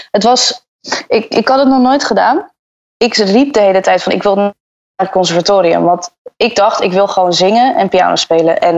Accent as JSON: {"language": "Dutch", "town": "Antwerp", "region": "Flanders", "country": "Belgium", "tie": "born there", "also_born_or_lived": "Brazil / Dubai / Bahamas / England", "said": "Ik ben geboren in Antwerpen. En daarna heb ik gewoond in Brazilië, Dubai, de Bahama's, Engeland, België en Nederland."}